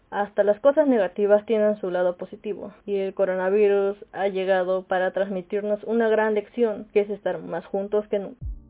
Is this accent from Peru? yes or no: yes; Peru; soy de Perú